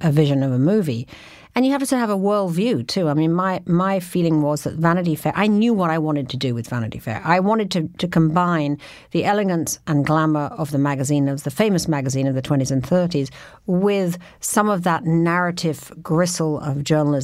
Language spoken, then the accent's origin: English; London, United Kingdom; moved away as an adult; I was from London, and so it was all new to me